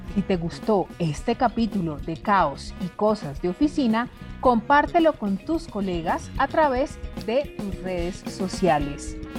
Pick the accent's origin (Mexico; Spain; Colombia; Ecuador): Colombia; cómo somos los colombianos